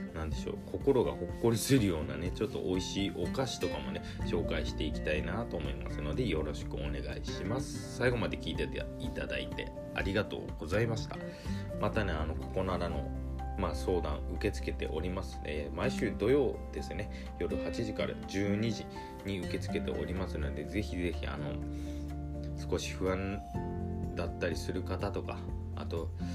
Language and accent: Japanese; Nagasaki, Japan; 地元 が長崎県なんですけども